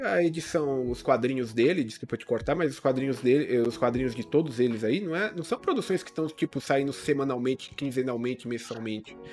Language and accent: Portuguese; Brazil